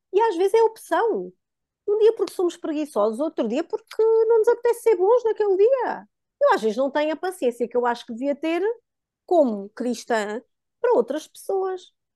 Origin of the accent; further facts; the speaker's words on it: Diocese of Guarda, Centro, Portugal; moved away; also born or lived in Coimbra; nós somos da Diocese da Guarda. Na altura já vivíamos em Coimbra, mas tínhamos ainda alguma ação na nossa, que foi sempre a nossa Diocese, de berço